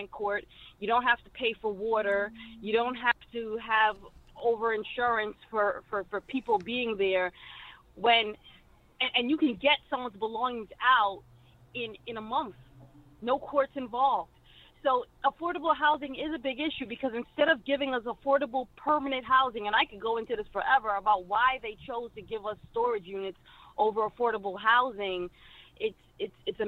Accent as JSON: {"language": "English", "town": "New York City", "region": "New York", "country": "United States", "said": "I'm from Brooklyn, New York"}